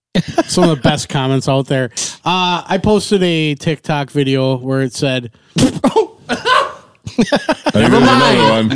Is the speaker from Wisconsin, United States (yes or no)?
yes; Wisconsin, United States; We're from Wisconsin.